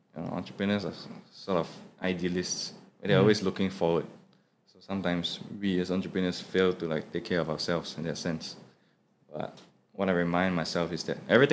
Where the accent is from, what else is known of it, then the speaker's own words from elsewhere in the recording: Singapore; I, as a Singaporean Chinese